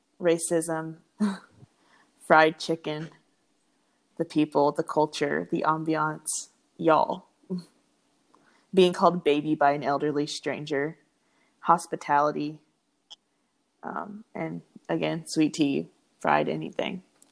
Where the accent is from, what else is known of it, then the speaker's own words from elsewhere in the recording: Jacksonville, Florida, United States; also born or lived in Georgia / Young Harris, Georgia; I'm originally from Georgia, but we moved to Florida when I was about four, turning five. So I've grown up around here.